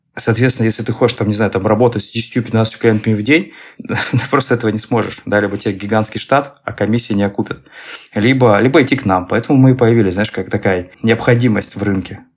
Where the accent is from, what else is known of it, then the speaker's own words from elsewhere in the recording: Saint Petersburg, Russia; я предприниматель а, из Санкт-Петербурга